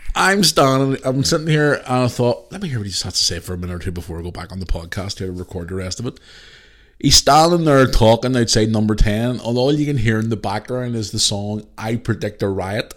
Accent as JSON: {"language": "English", "town": "Belfast", "region": "Northern Ireland", "country": "United Kingdom", "said": "I'm from Belfast."}